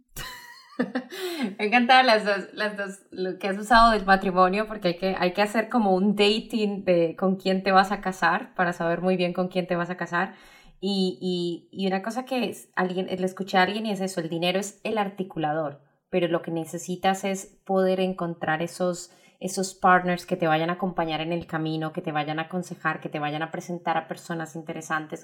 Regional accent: Colombia; moved away; yo como colombiana lo veo en, muchos de mi, familia que todavía está en Colombia

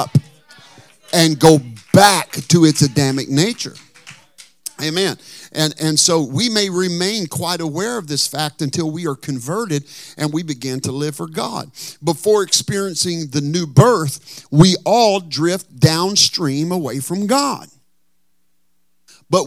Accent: Texarkana, United States; moved away as an adult; now in Northern California, United States; in Texarkana where I'm from

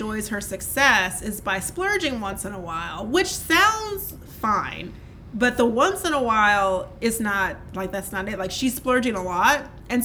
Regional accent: Louisiana, United States; I grew up with in Louisiana

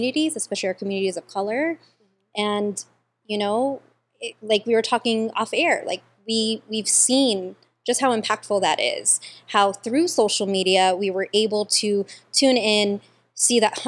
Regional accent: National City, California, United States; I grew up here in National City in Paradise Hills. We moved here when I was, like, 9 years old.

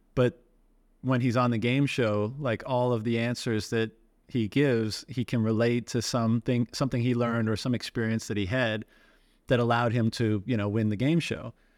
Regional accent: Newfoundland and Labrador, Canada; I'm from Newfoundland

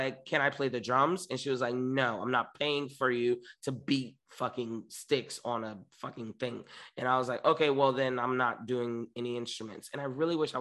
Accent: Miami, Florida, United States; also born or lived in New York; now in Los Angeles, United States; I grew up in Miami, born and raised

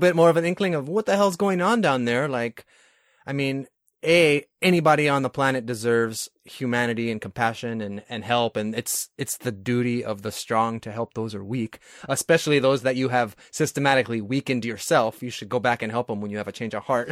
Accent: New York, United States; now in California, United States; I'm from New York originally

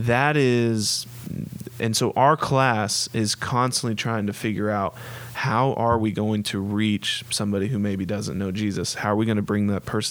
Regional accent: Oklahoma City, Oklahoma, United States; in Oklahoma City, Oklahoma

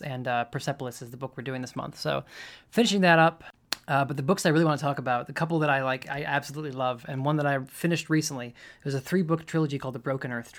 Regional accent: Michigan, United States; moved away as an adult; now in Louisville, United States; I grew up in Michigan

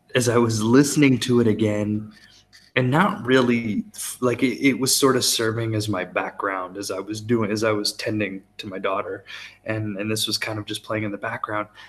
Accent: United States; as the American

